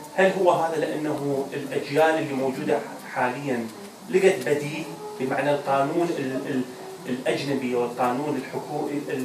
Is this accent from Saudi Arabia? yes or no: no; Iraq; moved away; إحنا كعراقيين